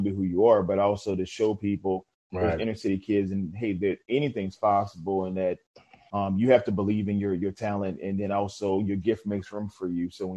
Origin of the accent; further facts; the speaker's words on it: New Orleans, Louisiana, United States; I'm originally from New Orleans, so I was in Katrina and Rita